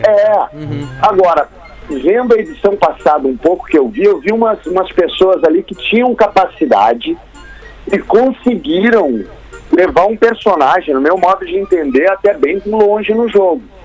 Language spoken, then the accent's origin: Portuguese; Porto Alegre, Rio Grande do Sul, Brazil; moved away as an adult; also born or lived in Chile; now in Rio de Janeiro, Brazil; eu me criei aí no Menino Deus, eu ia até o Bonfim com meus amigos